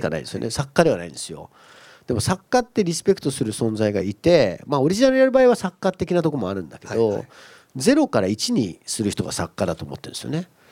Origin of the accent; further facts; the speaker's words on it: Kumamoto, Japan; moved away; 故郷の熊本